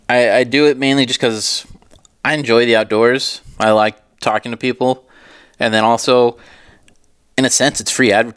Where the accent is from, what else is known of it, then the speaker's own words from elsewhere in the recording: California, United States; now in Arizona, United States; I'm from California